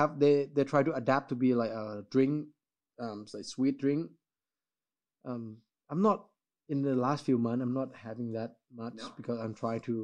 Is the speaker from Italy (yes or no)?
no; Thailand; English is a second language; Because I seen McDonald's when I growing up in Thailand.